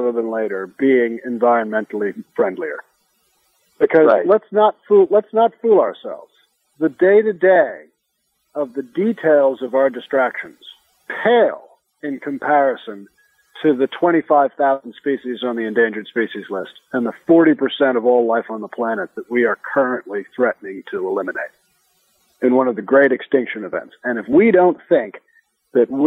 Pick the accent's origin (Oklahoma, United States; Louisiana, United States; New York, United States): New York, United States; New York City; When I was a kid growing up in New York City in the 1970s